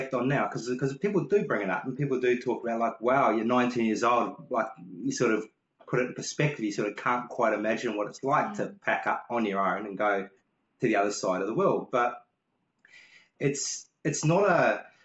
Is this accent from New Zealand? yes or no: yes; New Zealand; moved away as an adult; also born or lived in London, United Kingdom / Melbourne, Australia / Brisbane, Australia; I grew up here in New Zealand